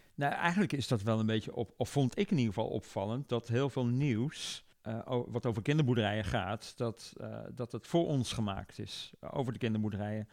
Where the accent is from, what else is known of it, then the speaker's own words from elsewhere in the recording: North Brabant, Netherlands; Brabant, waar ik vandaan kom, als trotse Brabander, is natuurlijk een grote provincie